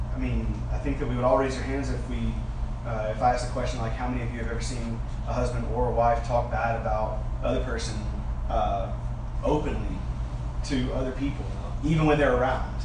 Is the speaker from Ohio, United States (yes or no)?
no; Alabama, United States; because I'm from Alabama, but it's because I'm from the South